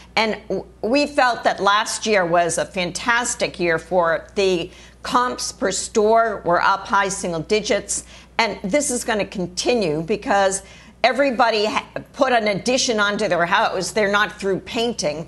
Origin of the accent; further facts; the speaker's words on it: Massachusetts, United States; my home state here